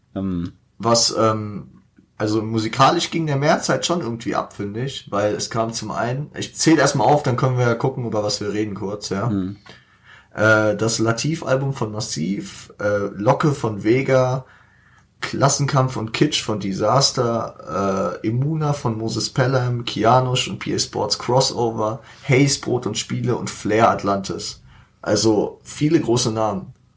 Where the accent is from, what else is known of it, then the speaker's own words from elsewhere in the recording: Frankfurt, Hesse, Germany; dass wir die fünfgrößte Stadt Deutschlands sind